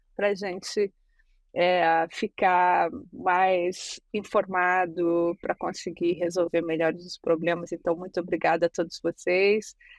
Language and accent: Portuguese; Brazil; sou do Brasil